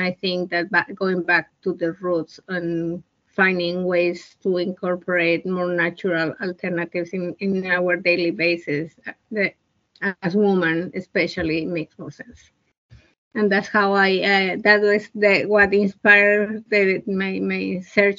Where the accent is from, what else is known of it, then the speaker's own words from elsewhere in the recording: Bolivia; moved away as an adult; now in United States; I was born in Bolivia, South America. I was 34 years old when I moved to the United States.